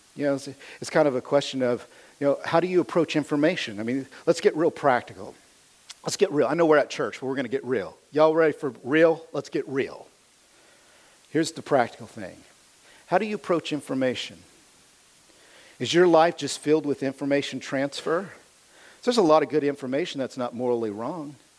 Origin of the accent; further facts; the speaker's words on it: United States; I am as American as you can get